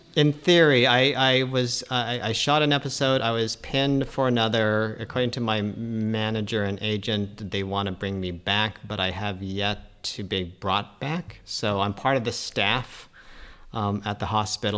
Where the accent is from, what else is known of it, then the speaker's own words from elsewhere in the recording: Colorado, United States; we're all from Colorado